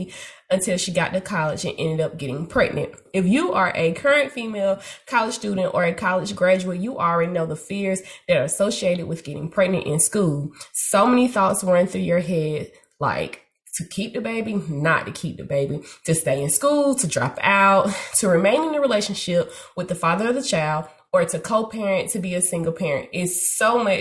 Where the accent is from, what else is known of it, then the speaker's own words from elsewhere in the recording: the South, United States; I'm from the south.